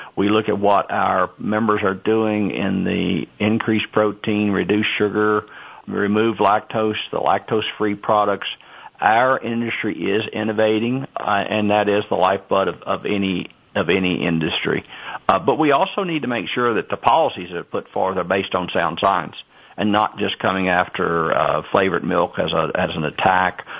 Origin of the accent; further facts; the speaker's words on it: Kentucky, United States; as a kid growing up in Kentucky milking cows uh, 60 years ago